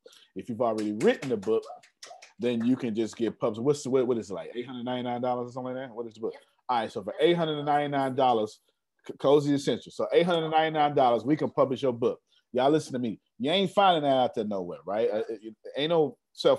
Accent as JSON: {"language": "English", "region": "Texas", "country": "United States", "said": "I'm just a kid from Texas, from the hood"}